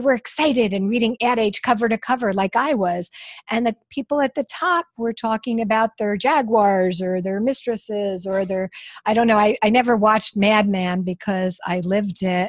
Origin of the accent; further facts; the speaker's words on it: New York, United States; I'm from New York.